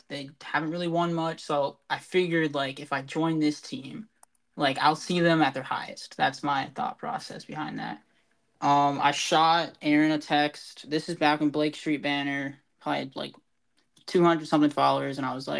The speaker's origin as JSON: {"language": "English", "town": "Tampa", "region": "Florida", "country": "United States", "said": "So I'm from Tampa. It's like 11 o'clock here at night"}